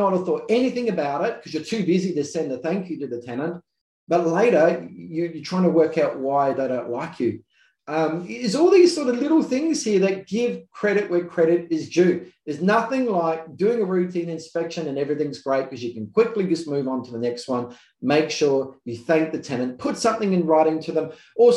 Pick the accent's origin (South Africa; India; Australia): Australia; South Australia; I'm from South Australia